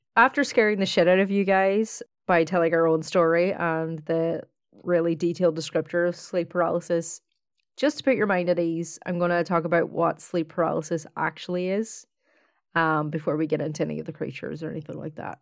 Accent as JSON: {"language": "English", "region": "County Donegal", "country": "Ireland", "tie": "born or raised there", "moved": "yes", "lives_now": "Dublin, Ireland", "said": "I grew up in, in a small town in Donegal"}